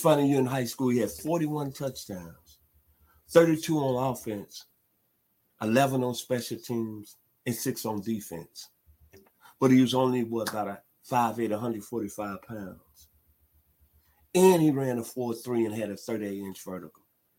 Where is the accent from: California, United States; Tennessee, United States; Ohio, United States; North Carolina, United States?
Tennessee, United States; Memphis; my hometown, Memphis, Tennessee.